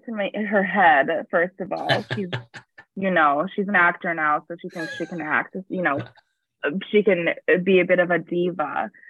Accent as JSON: {"language": "English", "region": "Ohio", "country": "United States", "moved": "yes", "lives_now": "Chicago, United States", "said": "I'm from Ohio"}